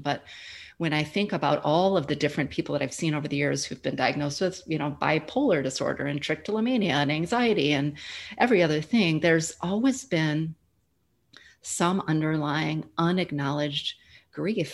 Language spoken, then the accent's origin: English; Midwest, United States; moved away as an adult; now in Austin, United States; I'm originally from the Midwest, but I've been calling Austin, Texas, home for the last seven years